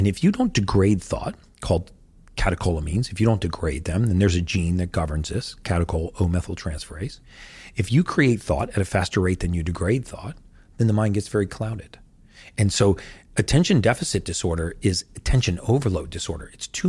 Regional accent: United States; I know you guys don't have Thanksgiving in the UK, but I'm from America.

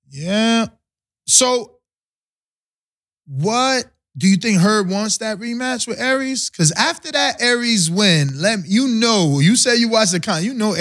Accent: East Coast, United States; I'm from the East Coast.

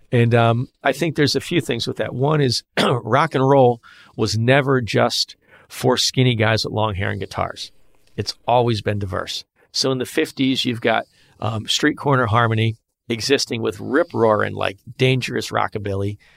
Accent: Philadelphia, Pennsylvania, United States; I'm from Philly

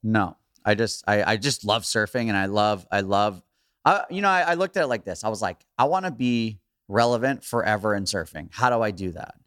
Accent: Hawaii, United States; growing up in Hawaii

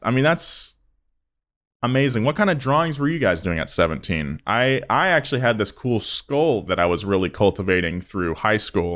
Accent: California, United States; accent: Californian; I sound very Californian, which I guess is fine 'cause I am very Californian

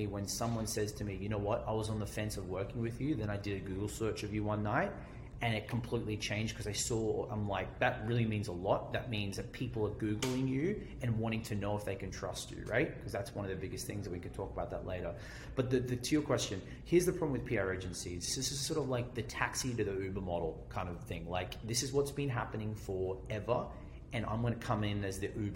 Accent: Australia; accent: Australian; I think of, or Australian, right? It's my accent

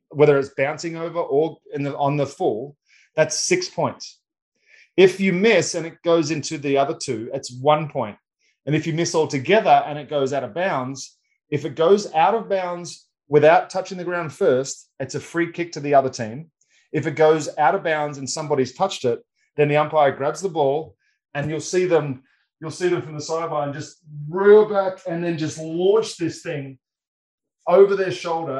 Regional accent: Australia; growing up in Australia

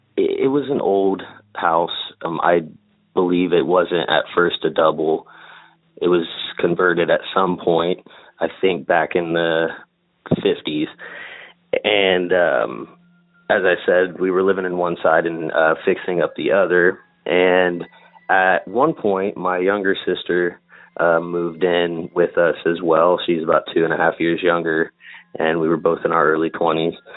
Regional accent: Indiana, United States; I'm from Indiana. Kind of lived all over the state, but predominantly in Indianapolis

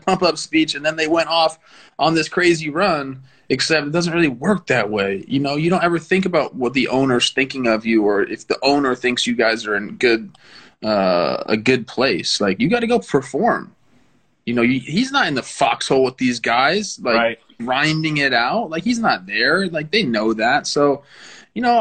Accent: California, United States; I'm from California

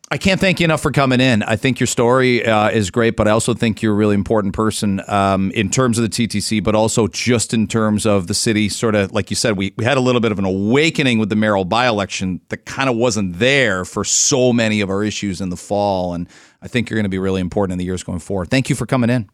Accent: outside London, Ontario, Canada; also born or lived in Michigan; now in Ajax, Canada; I grew up outside of London, white kid

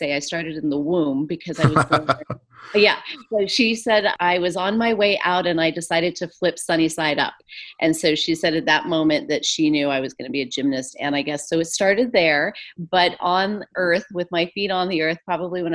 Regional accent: Santa Fe, New Mexico, United States; moved away as an adult; now in Los Angeles, United States; I grew up in Santa Fe, New Mexico

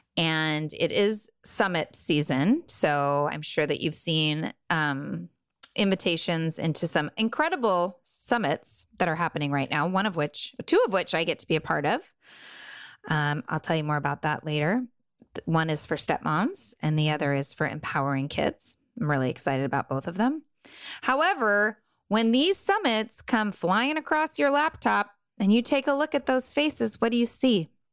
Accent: Southern California, United States; I grew up in Southern California in a bubble of wealth

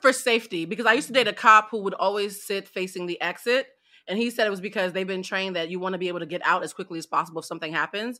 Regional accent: East Coast, United States; I'm from the East Coast.

